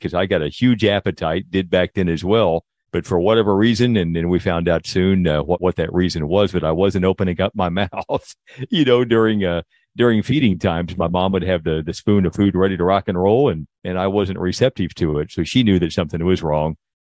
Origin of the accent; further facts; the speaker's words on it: Indiana, United States; moved away as an adult; now in Texas, United States; I grew up in Indiana, at least until I graduated from high school